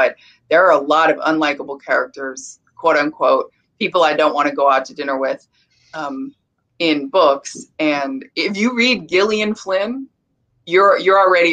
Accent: California, United States; I come from California

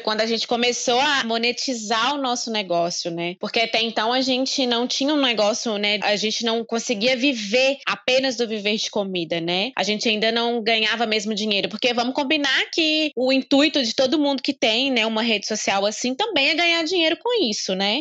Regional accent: Caratinga, Minas Gerais, Brazil; also born or lived in Espírito Santo; somos da cidade de Caratinga

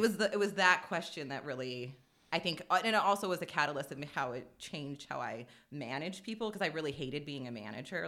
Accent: Spokane, Washington, United States; also born or lived in Las Vegas; I grew up here. I'm a, I'm a third generation Hilliardite

